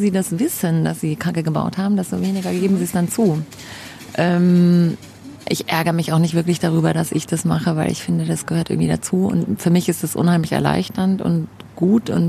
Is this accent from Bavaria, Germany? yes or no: yes; Munich, Bavaria, Germany; born there; moved away; Ja, ich bin in München geboren, genau, war dann ähm, längere Zeit auch weg aus München ähm, und dann hat es mich wieder her verschlagen